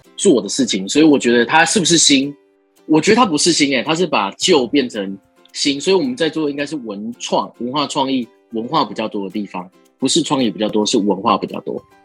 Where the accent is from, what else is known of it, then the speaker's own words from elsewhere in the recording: Taiwan; 我们是台湾人